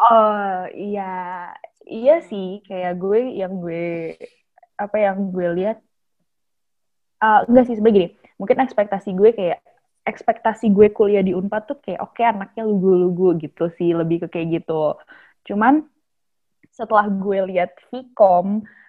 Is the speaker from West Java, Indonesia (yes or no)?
yes; Bekasi, West Java, Indonesia; Aku dari Bekasi